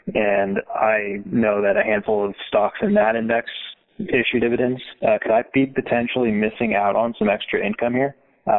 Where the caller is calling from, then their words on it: Oregon, United States; I'm calling from Oregon.